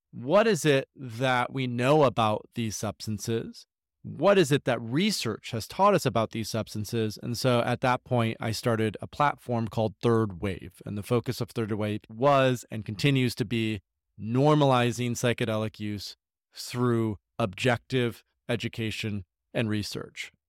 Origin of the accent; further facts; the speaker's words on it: Grand Rapids, Michigan, United States; I grew up in Grand Rapids, Michigan, uh, in a suburb of fifteen thousand people